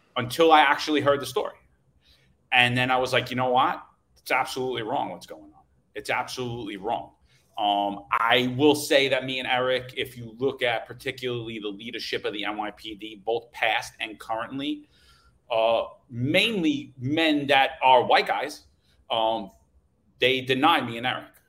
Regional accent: New York City, New York, United States; growing up in New York City

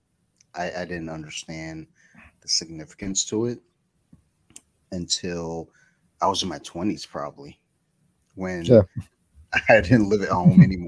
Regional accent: Michigan, United States; now in Maryland, United States; I'm originally from Michigan, where it snowed all the time. And then moving to Maryland

